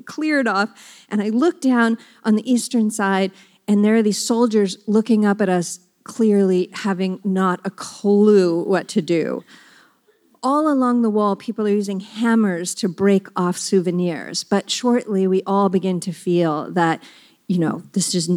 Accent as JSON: {"language": "English", "region": "New Mexico", "country": "United States", "said": "I'm from New Mexico and I even ride horses on mesa tops"}